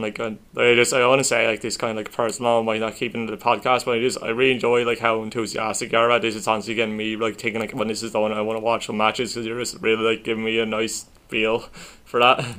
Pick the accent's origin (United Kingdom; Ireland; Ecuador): Ireland; we're Irish